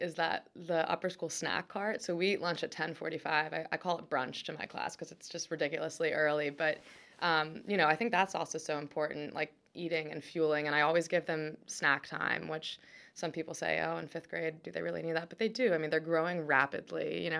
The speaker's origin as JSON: {"language": "English", "town": "Annapolis", "region": "Maryland", "country": "United States", "tie": "born or raised there", "said": "And we grew up in Annapolis, and there just weren't a lot of kids who played competitive tennis in Annapolis."}